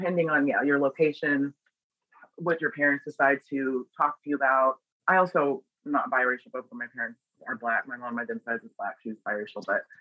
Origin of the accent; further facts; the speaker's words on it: Pittsburg, Overland Park, Kansas, United States; also born or lived in Springfield, Missouri; now in Las Vegas, United States; I was born in Springfield, Missouri, and then Pittsburgh, Kansas, and then Overland Park, Kansas